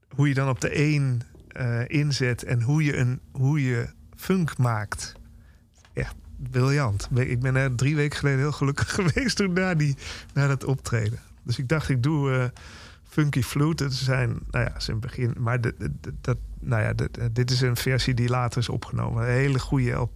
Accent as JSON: {"language": "Dutch", "town": "Nijmegen", "region": "Gelderland", "country": "Netherlands", "tie": "born or raised there", "moved": "yes", "said": "in Nijmegen, waar ik ben opgegroeid en lang heb gewoond"}